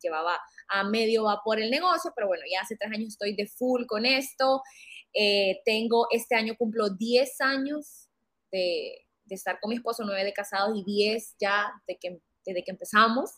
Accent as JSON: {"language": "Spanish", "country": "Honduras", "said": "soy una fotógrafa hondureña"}